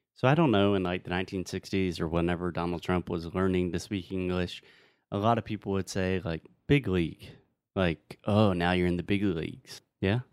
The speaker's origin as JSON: {"language": "English", "region": "South Carolina", "country": "United States", "moved": "yes", "said": "I'm from the South. I'm from South Carolina"}